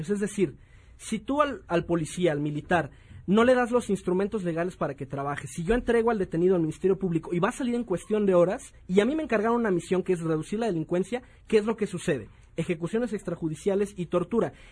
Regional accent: Mexico; Lo único que nos distingue de los delincuentes, nosotros como Estado mexicano, es operar en el marco de la legalidad.

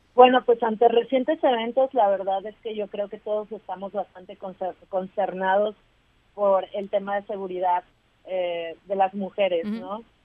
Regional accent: Veracruz, Mexico; nosotras somos del estado de Veracruz

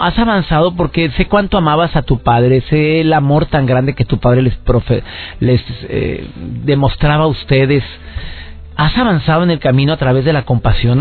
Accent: Monterrey, Nuevo León, Mexico; Todos los que somos mexicanos

